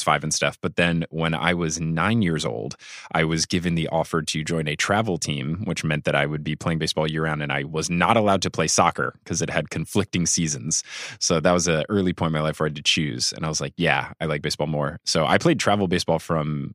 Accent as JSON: {"language": "English", "region": "New Jersey", "country": "United States", "tie": "born or raised there", "said": "I grew up in New Jersey"}